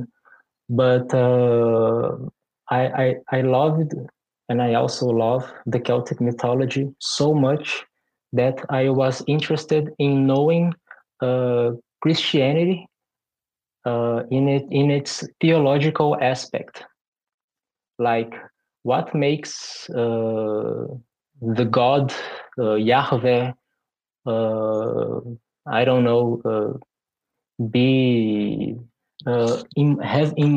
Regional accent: Brazil; also born or lived in Porto Alegre, Brazil; I am from Brazil. I live in Porto Alegre, which is the capital of Rio Grande do Sul, a state which is in the southernmost part of my country.

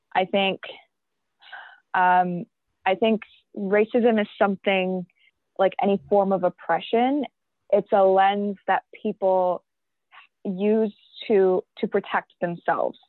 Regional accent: York Region, Ontario, Canada; also born or lived in Pakistan; i came here when i was five years old with my parents um, and that means that I've been through the education system here in Canada, in York region

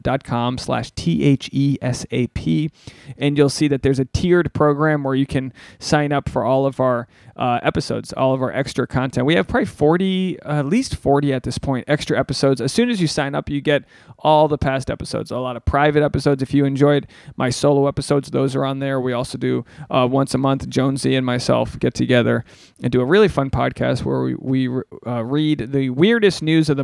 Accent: Rhode Island, United States; I'm from Rhode Island.

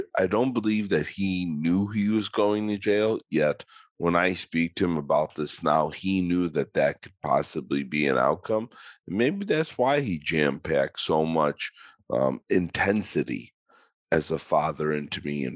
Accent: Chicago, Illinois, United States; I grew up in Chicago

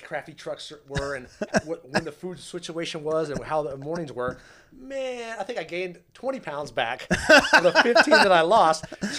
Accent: Germany; Well, that was like growing up in Germany. I think we went on a field trip every other week.

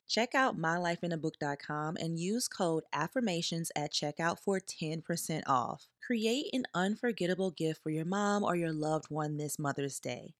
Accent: the South, United States; I'm also from the South

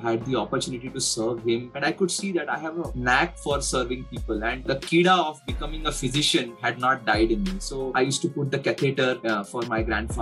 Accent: Aurangabad, Maharashtra, India; I took a government dental college, Aurangabad, which was, in my hometown

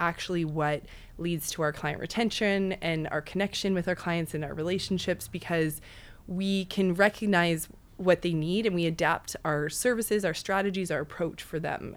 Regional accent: Western Canada, Canada; moved away as an adult; now in New York, United States; I'm actually from Western Canada

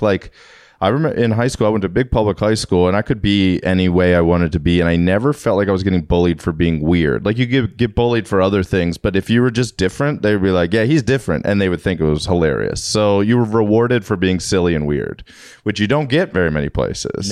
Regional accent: Maryland, United States; I'm from Maryland

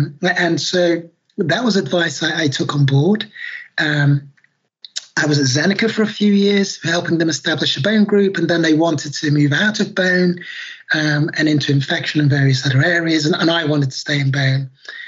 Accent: Nigeria; also born or lived in London; So I'm Black British. Obviously, people can't see me. I was born in London many years ago now. And my father is Nigerian and my mother's Irish. And we, when I was 12 months old, went back to Nigeria.

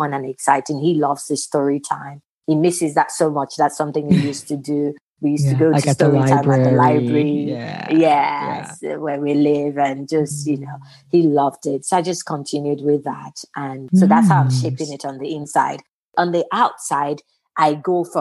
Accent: Osun, Nigeria; moved away as an adult; also born or lived in England; now in United States; living in England, growing up in Nigeria

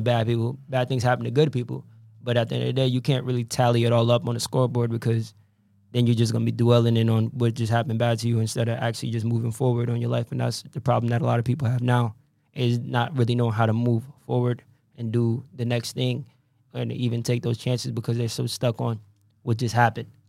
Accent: Norwich, Connecticut, United States; I was born in Norwich, but I'm I'm from Norwich. I don't claim anywhere else. I don't care because this is where I came up

